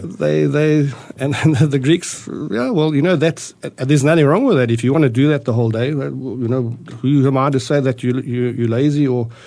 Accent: South Africa; moved away as an adult; also born or lived in Austria; now in Arizona, United States; I was born in Austria in 1957. Uh, my parents immigrated to South Africa in 1961

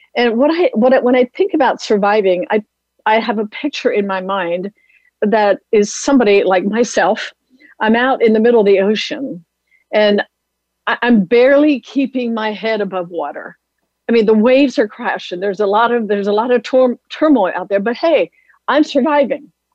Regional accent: Lancaster County, Pennsylvania, United States; a little Amish girl growing up in Lancaster County, Pennsylvania area

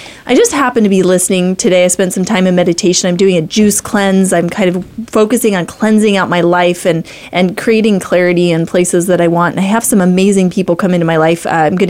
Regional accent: Idaho, United States; I'm from Idaho, so I'm really, really glad to have people represented here from all over the nation.

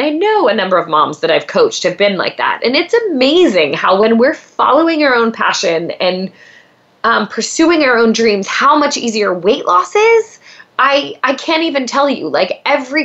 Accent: Pennsylvania, United States; now in Los Angeles, United States; I grew up in Pennsylvania

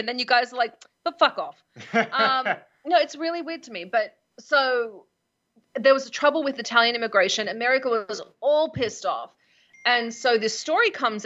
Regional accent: Australia; now in United States; I'm Australian.

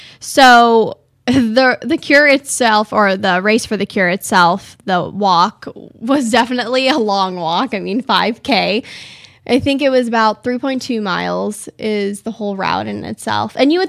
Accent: California, United States; now in Arizona, United States; I'm like, oh, I'm from California.

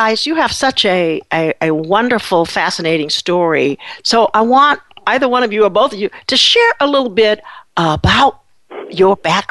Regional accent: Berkeley, California, United States; I grew up in Berkeley

